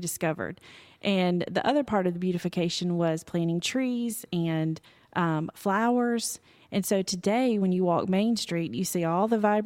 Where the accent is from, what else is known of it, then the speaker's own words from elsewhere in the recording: Alabama, United States; moved away as an adult; now in Williamson County, Tennessee, United States; I'm from Alabama